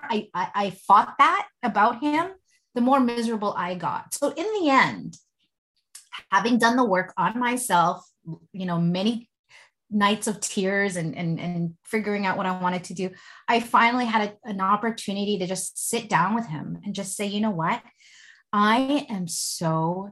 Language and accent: English; Philippines; And, you know, I'm Filipino.